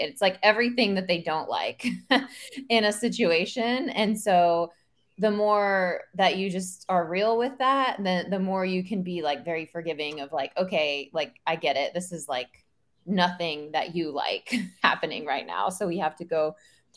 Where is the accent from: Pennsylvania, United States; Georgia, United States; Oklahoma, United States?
Oklahoma, United States; I grew up in Oklahoma and we grew up out in the country